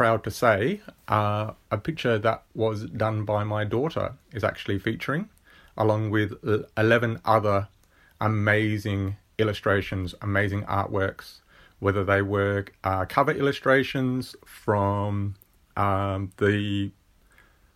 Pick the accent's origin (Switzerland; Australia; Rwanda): Australia; Murray Bridge, South Australia; I am an Aussie boy. I'm from South Australia, from a little place in South Australia called Murray Bridge